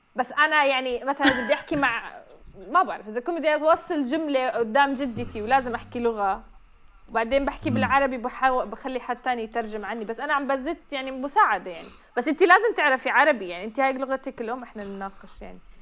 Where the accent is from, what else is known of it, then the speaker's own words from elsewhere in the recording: Jordan; انا ربيت بالاردن